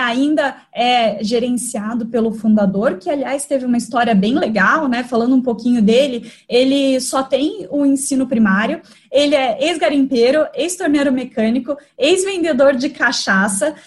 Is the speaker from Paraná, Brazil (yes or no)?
yes; Curitiba, Paraná, Brazil; moved away; Eu sou de Curitiba e, e sempre vou para lá